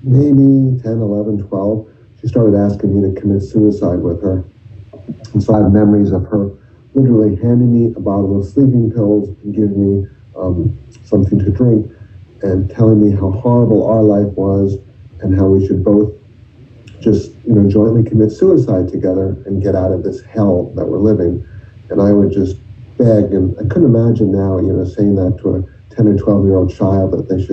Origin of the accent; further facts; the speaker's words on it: Virginia, United States; I'm from Virginia